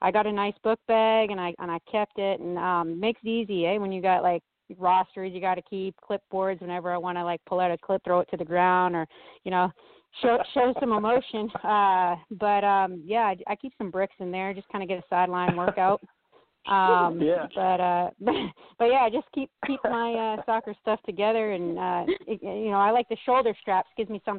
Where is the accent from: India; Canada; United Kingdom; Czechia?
Canada; now in United States; I'm from Canada